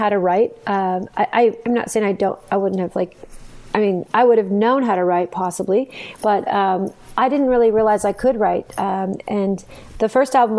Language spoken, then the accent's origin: English; Santa Fe, New Mexico, United States; now in Arizona, United States; I'm actually originally from Santa Fe, New Mexico. I grew up there